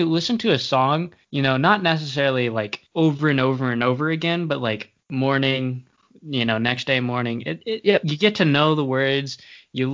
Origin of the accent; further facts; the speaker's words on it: Tennessee, United States; born there; also born or lived in Maine; I was born in Tennessee, moved to Maine, moved here.